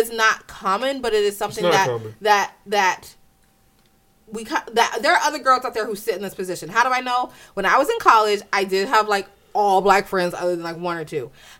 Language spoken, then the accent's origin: English; Italy; The only experiences that me and my sisters knew, which was growing up in Italy and doing different things, was a problem for a lot of black people here.